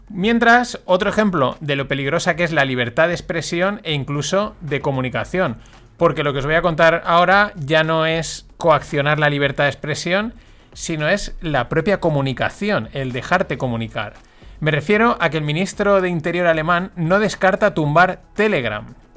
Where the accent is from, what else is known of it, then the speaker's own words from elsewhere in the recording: Valencian Community, Spain; yo como valenciano que soy